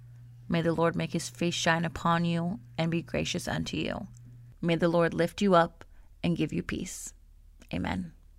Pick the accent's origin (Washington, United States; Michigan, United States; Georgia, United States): Washington, United States; Spokane; my hometown's airbase in Spokane, Washington.